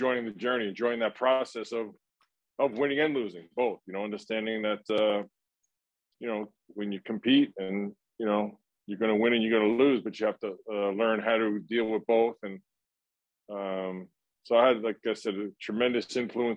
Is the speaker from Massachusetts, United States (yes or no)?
no; New York City, New York, United States; growing up in my neighborhood in Brooklyn